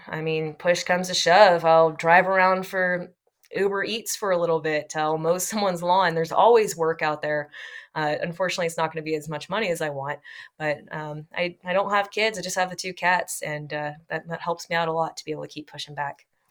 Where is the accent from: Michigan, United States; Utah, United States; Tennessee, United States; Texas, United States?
Texas, United States; I'm from Texas